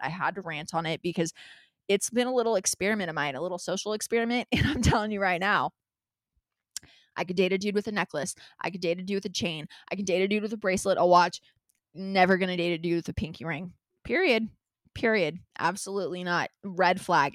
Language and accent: English; Los Angeles, California, United States; L A is my hometown